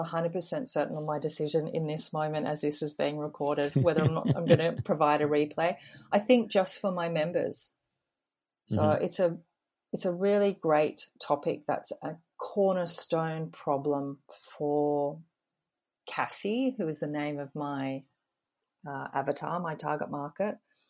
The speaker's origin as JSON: {"language": "English", "country": "Australia", "said": "being an Aussie, and currently I work out of Sydney, and that's the beauty of the internet."}